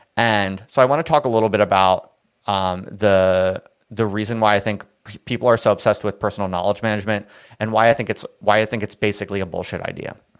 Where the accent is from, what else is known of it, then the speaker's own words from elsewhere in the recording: New Jersey, United States; moved away; I'm from New Jersey